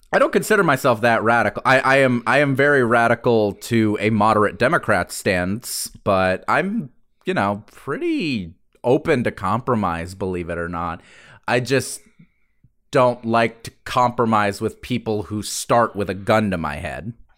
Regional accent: the South, United States; I'm proud to have grown up in the South

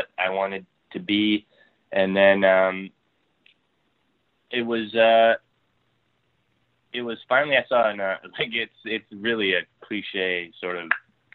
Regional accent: Ontario, Canada; moved away as an adult; now in Vancouver, Canada; I'm from Ontario originally.

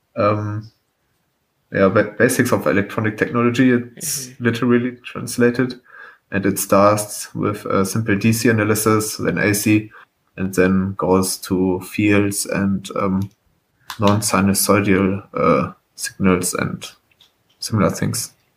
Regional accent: Germany; I'm from Germany.

